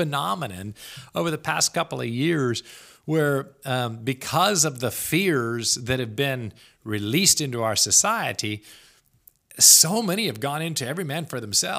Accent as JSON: {"language": "English", "region": "the South", "country": "United States", "moved": "yes", "said": "I am from the South. I've still got relatives in the South."}